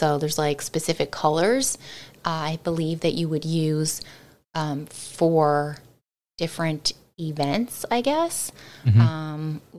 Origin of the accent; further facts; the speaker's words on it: Newfoundland and Labrador, Canada; I definitely realized growing up in Newfoundland that there were certain expressions that I heard